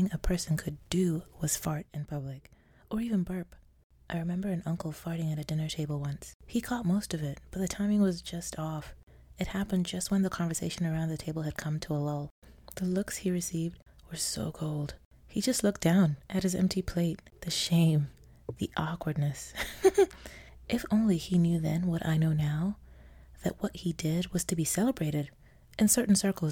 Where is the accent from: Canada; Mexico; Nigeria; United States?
Nigeria; I'm Nigerian